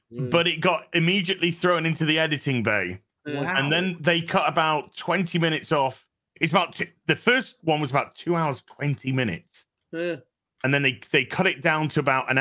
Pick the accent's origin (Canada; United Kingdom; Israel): United Kingdom; we're British